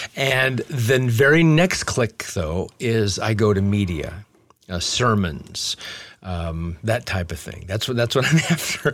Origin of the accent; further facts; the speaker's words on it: Omaha, Nebraska, United States; moved away as an adult; also born or lived in Lincoln, Nebraska / Los Angeles; I grew up in Omaha, Nebraska, and we in our home didn't have any roaches.